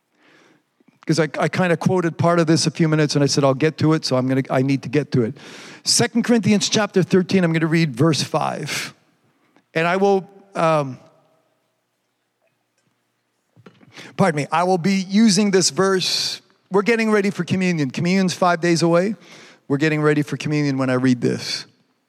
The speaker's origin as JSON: {"language": "English", "country": "Canada", "said": "I'm from Canada"}